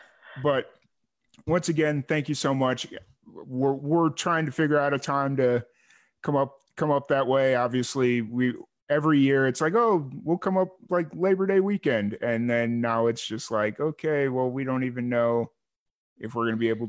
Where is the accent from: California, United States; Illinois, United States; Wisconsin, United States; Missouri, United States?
Illinois, United States; Chicago; moved away; also born or lived in Florida; I'm born and raised in Chicago.